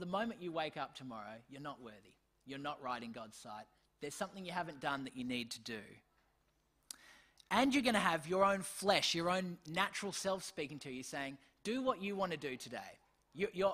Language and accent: English; Australia; I'm still an Australian, I still have parents